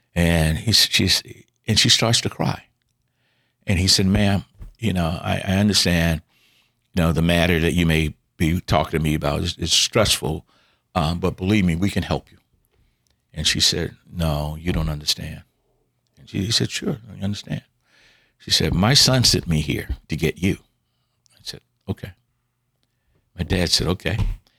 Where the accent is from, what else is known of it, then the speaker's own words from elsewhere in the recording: the South, United States; all the things we were taught growing up in the South